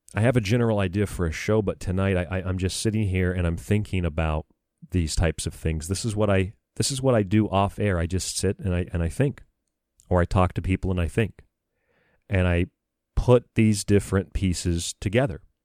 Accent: United States

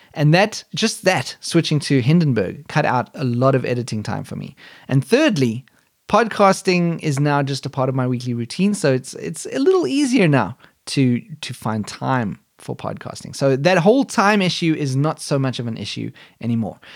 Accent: South Africa; born or raised there; now in Germany

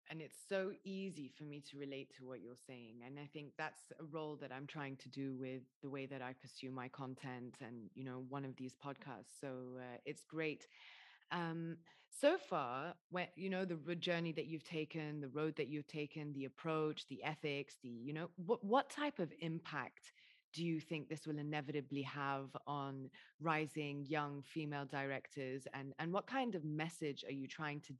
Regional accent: Dubai, United Arab Emirates; I'm half Lebanese, half English, and you know I grew up in Dubai.

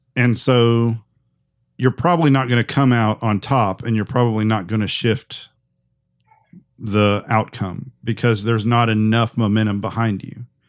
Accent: United States; as an American

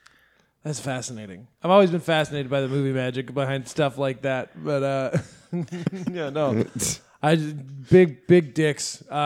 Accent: Mississippi, United States; I'm from Mississippi.

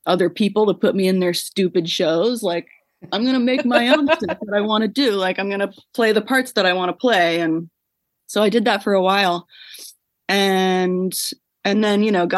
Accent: Central Virginia, United States; moved away as an adult; also born or lived in New York; I'm from Central Virginia, which is where I am right now with my family for the holidays

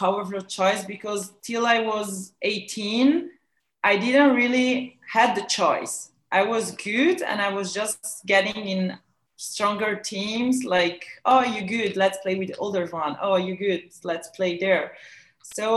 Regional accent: Ticino, Switzerland; in Ticino, is the Swiss Italian part of Switzerland, in a little village.

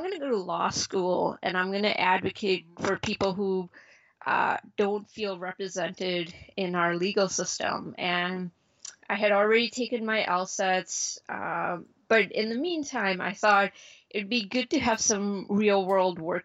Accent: Chicago, Illinois, United States; also born or lived in India / Philadelphia; I grew up in suburbs of Chicago.

